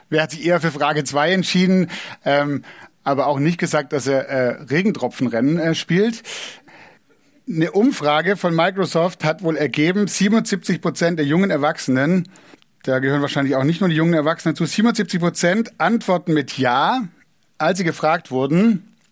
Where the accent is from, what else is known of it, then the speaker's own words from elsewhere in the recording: Southern Germany, Germany; ich bin in Süddeutschland aufgewachsen, wenn man in Süddeutschland wohnt, ist es nicht so weit nach Italien wie von Berlin.